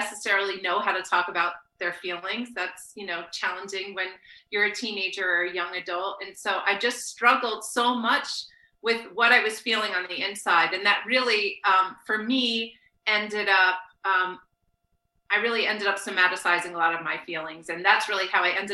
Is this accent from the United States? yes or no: yes; New Jersey, United States; moved away as an adult; also born or lived in Brooklyn, New York / West Coast; now in Chapel Hill, United States; I grew up born in Brooklyn, raised in New Jersey